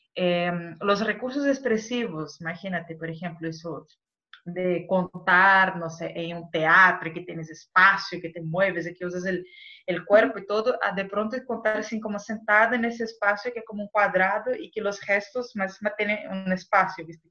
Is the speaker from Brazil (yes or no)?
yes; Brazil; Spanish is a second language; moved away; como yo soy brasileña y hablo español